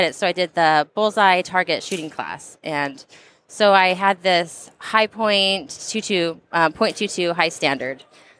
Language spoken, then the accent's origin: English; Southern California, United States; I grew up in Southern California, and it's not the most gun-friendly of states.